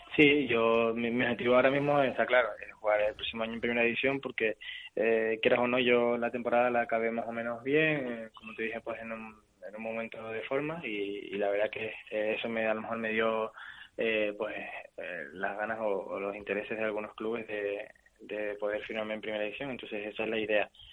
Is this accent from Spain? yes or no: yes; Tenerife, Canary Islands, Spain; moved away as an adult; es el equipo de mi tierra